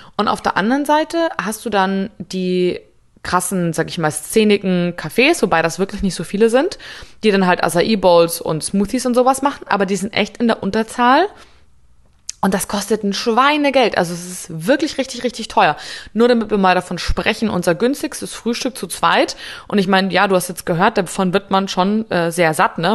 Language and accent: German; Munich, Bavaria, Germany; Ich komme aus München